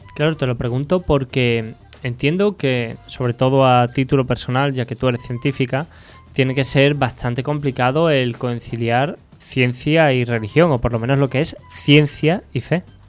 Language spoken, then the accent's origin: Spanish; Andalusia, Spain; los que somos andaluces